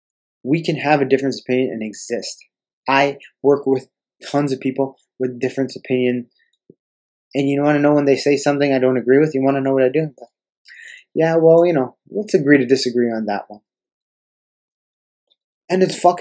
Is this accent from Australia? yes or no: no; Canada; I'm a fucking Canadian. I love being a Canadian and I love living here.